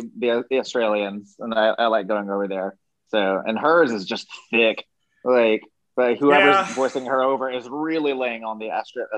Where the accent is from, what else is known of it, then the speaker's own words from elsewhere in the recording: the South, Southern United States, United States; Especially once they learn that I'm from the South.